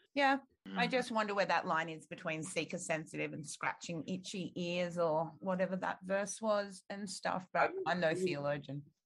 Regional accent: Australia

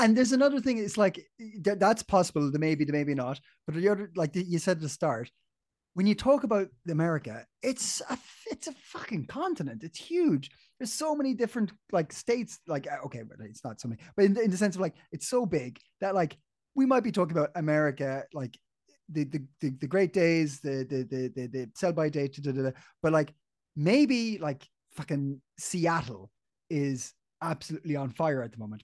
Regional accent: Ireland; I grew up in Ireland

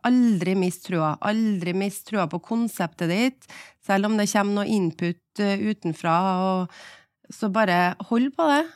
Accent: Trondheim, Trøndelag, Norway; moved away as an adult; also born or lived in Oslo; jeg var hjemme i Trondheim

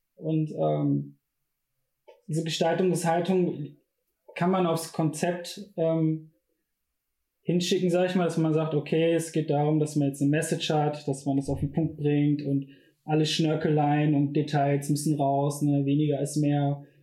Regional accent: Bochum, North Rhine-Westphalia, Germany; ich bin in einer Gegend aufgewachsen in Bochum

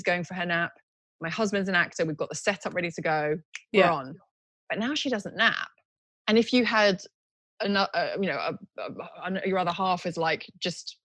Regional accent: Tokyo, Japan; moved away; also born or lived in United Kingdom; But I was born in Tokyo, but I had to give up my Japanese passport when I was 18.

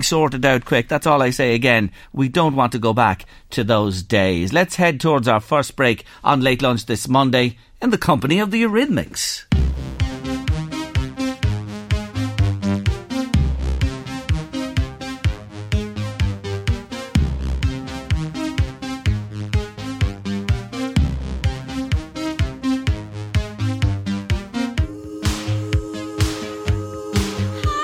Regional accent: Ireland; being Irish on our own island

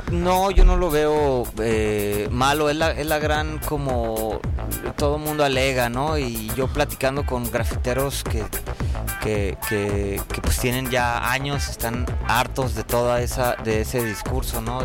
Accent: Tijuana, Baja California, Mexico; moved away as an adult; now in Mexico City, Mexico; yo soy de Tijuana eh, y, orgullosamente de allá tengo cuatro años y medio aquí, casi cinco

